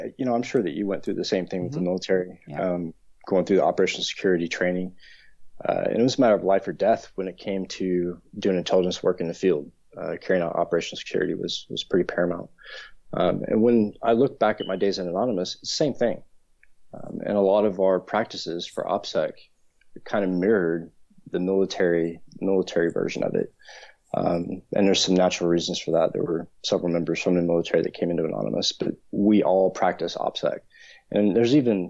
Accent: United States; now in London, United Kingdom; I'm originally from the States

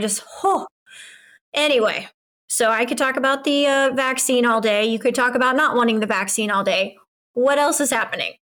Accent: United States

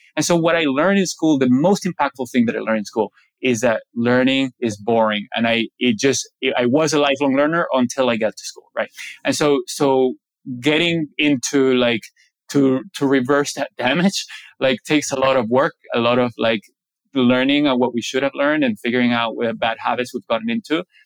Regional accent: Venezuela; I grew up in Venezuela, about 45 minutes from the ocean

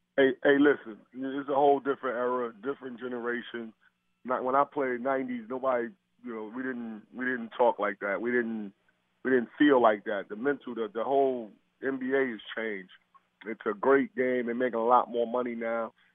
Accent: New York, United States; my hometown, New York

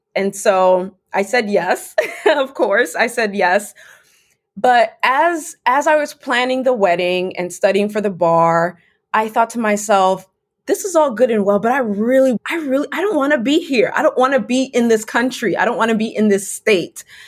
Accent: Fort Lauderdale, Florida, United States; also born or lived in Medellin, Colombia / Valencia, Spain / London, England; now in Washington, DC, United States; I grew up in the South Florida area, specifically Fort Lauderdale, which is about 30 to 45 minutes north of Miami.

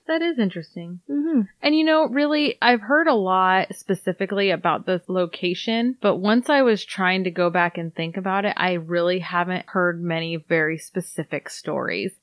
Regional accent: Iowa, United States; we're from Iowa

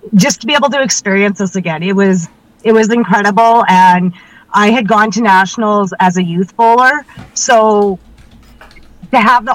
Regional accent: Regina, Saskatchewan, Canada; I'm from Regina.

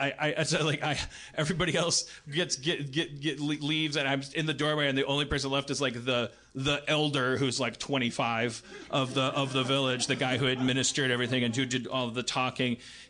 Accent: Los Angeles, California, United States; It's like we told them we're from Los Angeles, and they're like, oh, …, like …, casinos.

